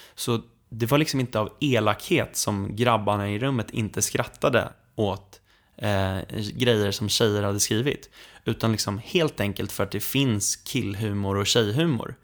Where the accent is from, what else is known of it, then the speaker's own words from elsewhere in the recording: Sweden; vi svenskar